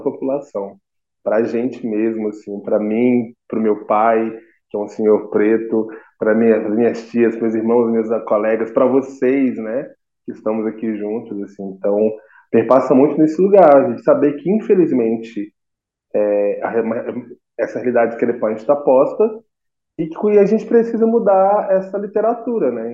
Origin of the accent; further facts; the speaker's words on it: Minas Gerais, Brazil; also born or lived in Niterói, Rio de Janeiro; sou aqui de Minas Gerais